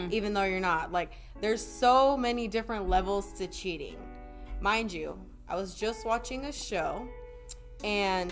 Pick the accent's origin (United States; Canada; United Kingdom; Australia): United States; Oxnard, California; moved away as an adult; also born or lived in Ventura County; now in Los Angeles, United States; I'm from Oxnard